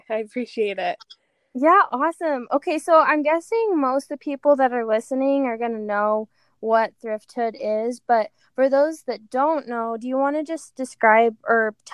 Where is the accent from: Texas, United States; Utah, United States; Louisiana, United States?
Utah, United States; Pleasant Grove; also born or lived in Cayman Islands; grew up in Pleasant Grove, so just right here